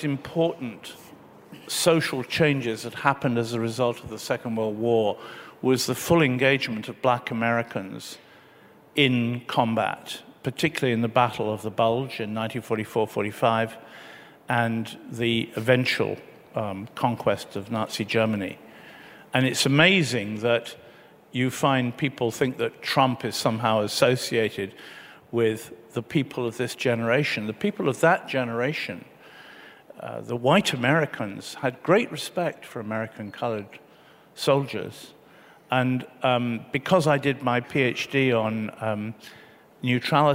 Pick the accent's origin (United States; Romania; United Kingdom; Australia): United Kingdom; my country